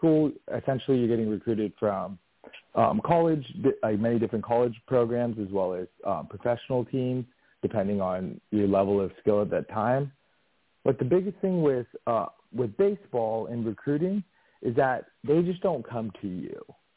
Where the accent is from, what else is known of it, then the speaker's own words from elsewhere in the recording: San Diego, California, United States; also born or lived in Los Angeles, California; I was born and raised in San Diego, California